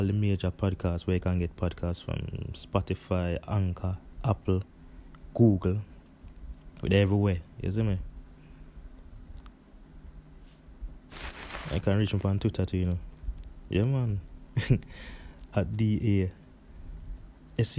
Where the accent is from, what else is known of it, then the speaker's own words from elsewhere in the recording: Jamaica; I was born in Jamaica in a little place called King Saint Martin